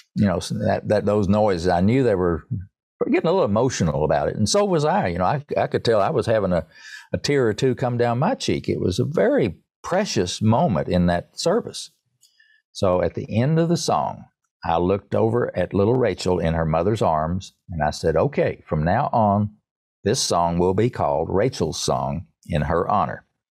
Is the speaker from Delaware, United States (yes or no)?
no; Erwin, Tennessee, United States; I grew up in Irwin, Tennessee, E R W I N, Tennessee, near Johnson City